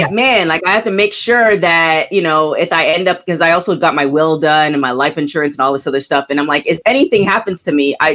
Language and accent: English; Canada; as a fellow Canadian